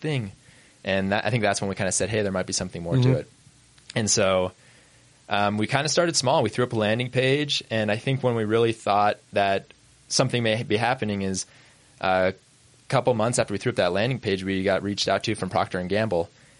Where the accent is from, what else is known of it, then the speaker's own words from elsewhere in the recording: Idaho, United States; moved away as an adult; also born or lived in New York; I grew up in Idaho.